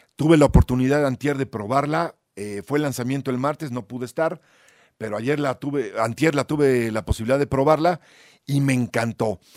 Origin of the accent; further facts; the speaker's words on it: Puebla, Mexico; mi tierra, Puebla